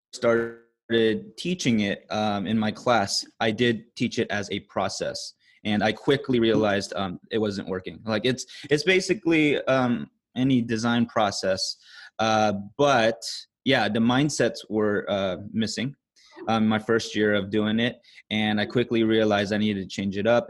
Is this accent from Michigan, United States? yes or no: no; California, United States; moved away as an adult; also born or lived in Korea; now in Singapore; I am from the States, uh, California specifically